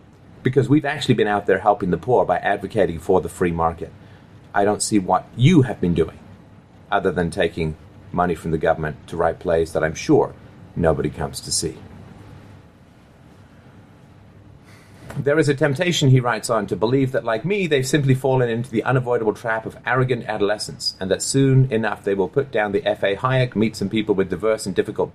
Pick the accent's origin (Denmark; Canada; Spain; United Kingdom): Canada; I grew up in Canada.